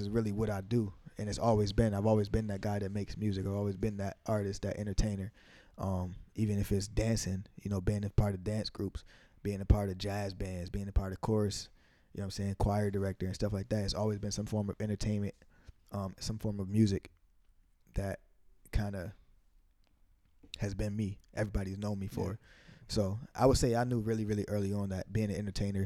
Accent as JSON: {"language": "English", "town": "Amherst", "region": "New York", "country": "United States", "tie": "born or raised there", "also_born_or_lived": "Buffalo, New York", "said": "I came up from Waynesville, from East Amherst"}